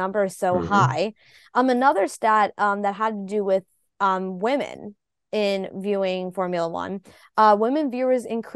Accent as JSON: {"language": "English", "country": "United States", "said": "an American F1 fan"}